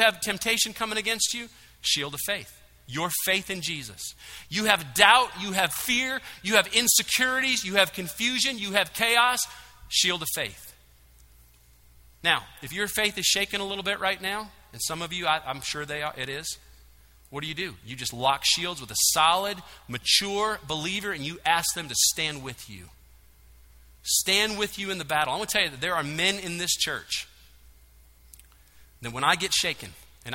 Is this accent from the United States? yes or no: yes; Michigan, United States; now in Georgia, United States; I'm from Michigan